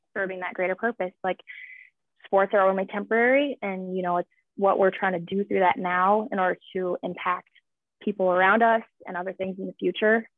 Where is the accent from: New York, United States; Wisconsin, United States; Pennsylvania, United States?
Wisconsin, United States; Minocqua; moved away as an adult; also born or lived in Illinois / Kimberly, Wisconsin; now in Louisville, United States; I guess I'm from Minocqua, Wisconsin